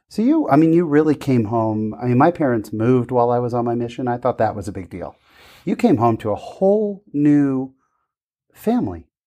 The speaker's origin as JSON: {"language": "English", "region": "California", "country": "United States", "tie": "born or raised there", "said": "I grew up in California"}